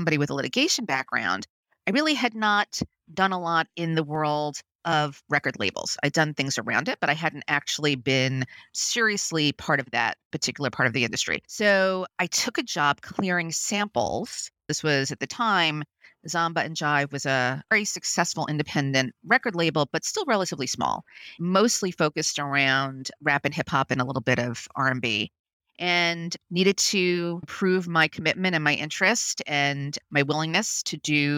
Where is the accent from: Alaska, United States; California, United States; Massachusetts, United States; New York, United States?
New York, United States; New York City; I grew up in Brooklyn, New York